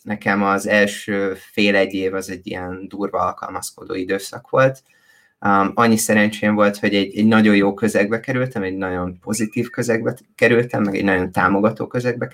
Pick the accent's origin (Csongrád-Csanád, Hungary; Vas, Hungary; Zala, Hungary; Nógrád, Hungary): Vas, Hungary; Szombathely; moved away as an adult; én szombathelyen születtem, és szombathelyen nőttem föl